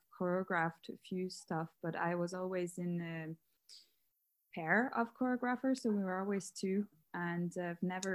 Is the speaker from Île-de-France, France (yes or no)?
yes; Paris, Île-de-France, France; moved away as an adult; now in Dublin, Ireland; I'm from Paris. I moved to Dublin a few years ago, 2 years ago.